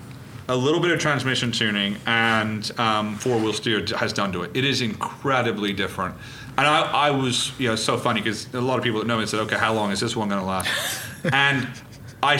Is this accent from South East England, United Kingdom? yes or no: yes; Reading, South East England, United Kingdom; I was born in Reading